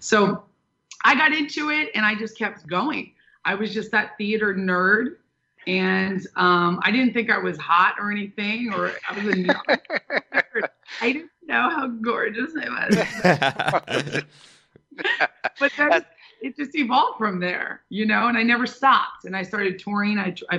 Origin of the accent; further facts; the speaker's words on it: Manhattan, New York, United States; also born or lived in Orange County, United States / Santa Barbara, United States; I was born in Orange County, and then we moved to Manhattan. We moved to Santa Barbara, and I would split my time in Manhattan and Santa Barbara. Very beautiful places. But I consider myself a New York girl